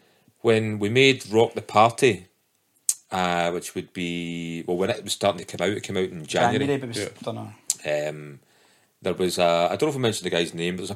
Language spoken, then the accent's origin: English; Scotland, United Kingdom; to get a tune played on the GBX is a bit of clout amongst your mates, particularly being Scottish